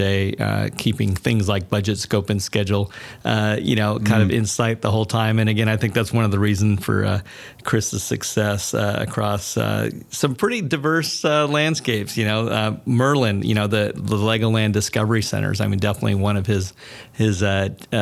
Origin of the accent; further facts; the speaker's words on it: Germany; moved away; I grew up in Germany